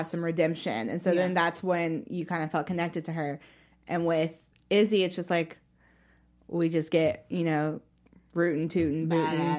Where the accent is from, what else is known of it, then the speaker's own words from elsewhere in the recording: Kentucky, United States; I'm from Kentucky